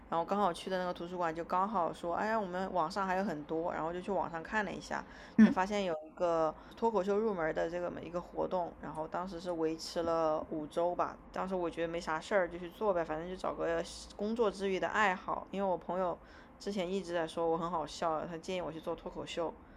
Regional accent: China; first language Chinese; moved away as an adult; also born or lived in United States; now in Australia; 我是一个中国人

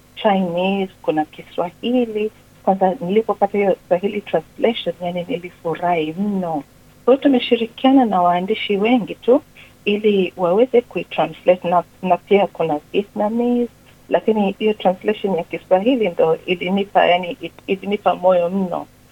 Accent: Tanzania; also born or lived in Kenya / England; now in Melbourne, Australia; Nilizaliwa Tanzania, nimeishi miaka mingi Kenya na niliishi pia nani England, lakini sasa hivi niko Melbourne, Australia

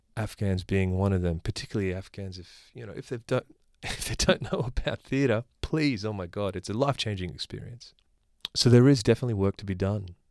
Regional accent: Australia; I was born here

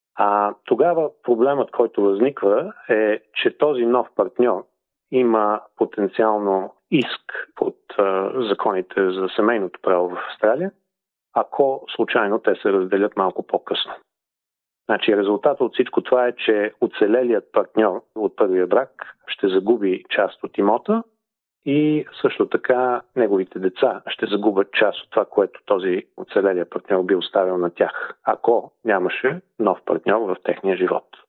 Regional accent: Sofia, Sofia City, Bulgaria; moved away as an adult; now in Perth, Australia; Роден съм и съм израснал в София.

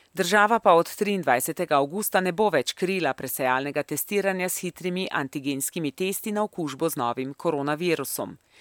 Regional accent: Slovenia; smo Slovenci

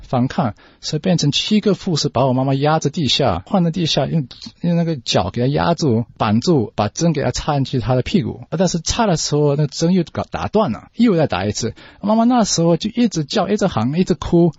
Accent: Australia; Chinese is a second language; 在澳大利亚出生的。我的中文讲得不太好

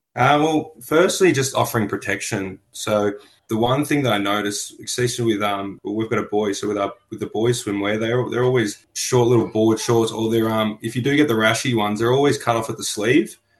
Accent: Melbourne, Victoria, Australia; but I was born in on Bunurong land in Melbourne, and I currently work on Bunurong land

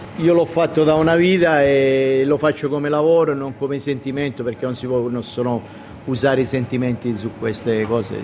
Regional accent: Rodì Milici, Sicily, Italy; moved away as an adult; now in Australia; Rodin Milic, un piccolo paesetto che se lo guardi sulla cartina geografica deve avere la lente di ingrandimento

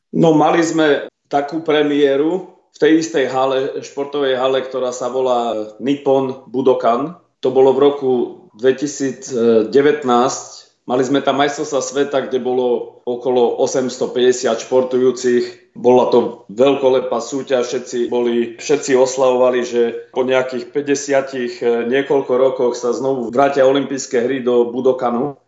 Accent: Slovakia; now in Australia; Vyrastal som v Československu

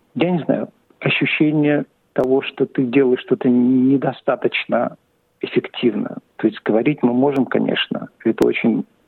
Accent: Saint Petersburg, Russia; now in Australia; Я родился в Петербурге, в Ленинграде. И переехал сюда, в Австралию, в 90-х годах

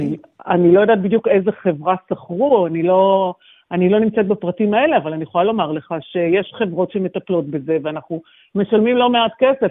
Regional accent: Ra'anana, Central District, Israel; moved away as an adult; also born or lived in Sydney, Australia; now in Melbourne, Australia; המשפחות שלנו הן במרכז, אנחנו מרעננה ובעלים מגני תקווה

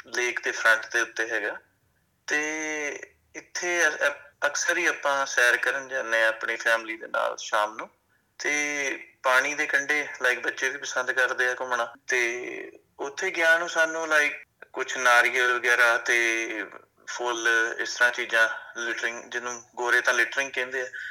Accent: Punjab, India; now in Australia; ਅਸੀਂ ਪੰਜਾਬ ਦੇ ਜੰਪਲਾਂ

